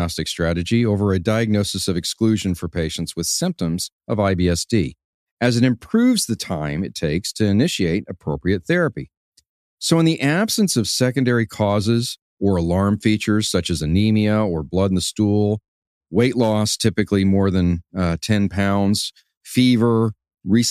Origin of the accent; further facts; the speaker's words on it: Houston, Texas, United States; I was born and raised in Houston, Texas